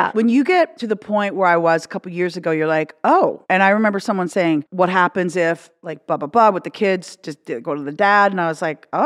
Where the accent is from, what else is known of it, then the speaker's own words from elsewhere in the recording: Canada; now in United States; we're both Canadian and we both grew up on the donuts